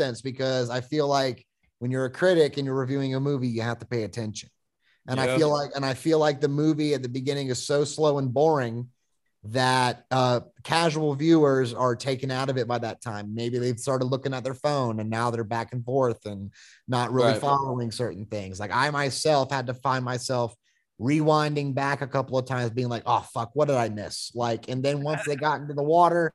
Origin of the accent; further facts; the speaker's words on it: Florida, United States; I grew up in Florida